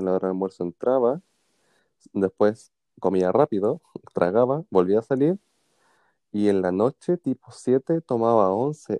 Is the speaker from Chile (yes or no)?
yes; Puente Alto, Santiago Metropolitan Region, Chile; me encantaba igual allá en Puente Alto, yo soy de Puente Alto